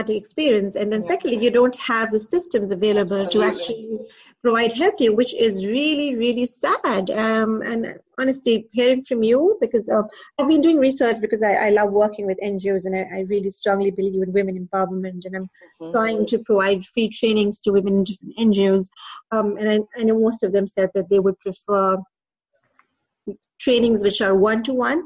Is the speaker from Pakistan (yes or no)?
yes; Pakistan; moved away; also born or lived in Dubai; I'm originally from Pakistan, then I moved to Dubai.